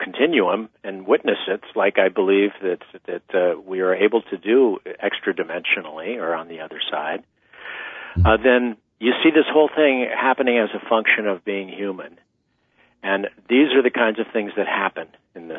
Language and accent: English; eastern San Diego County, California, United States; also born or lived in New York; now in California, United States; I'm from the Southwest Desert. I came from eastern San Diego County originally